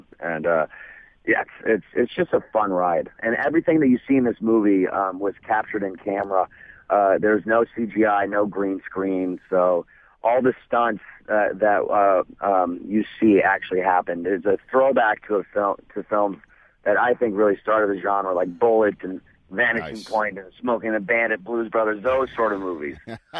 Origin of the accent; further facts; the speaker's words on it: Idaho, United States; To be honest, not really. I mean, my family is a big NFL family.